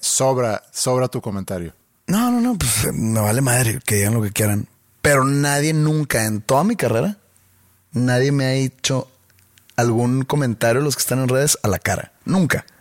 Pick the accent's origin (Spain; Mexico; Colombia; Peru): Mexico; Monterrey, Nuevo León; acá en Monterrey tenemos un acento muy peculiar